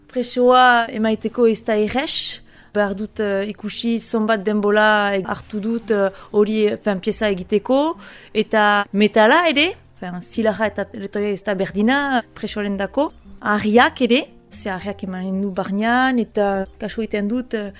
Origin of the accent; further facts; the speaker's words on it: Bunus, Nouvelle-Aquitaine, France; moved away; also born or lived in Paris; sortzez bunuztara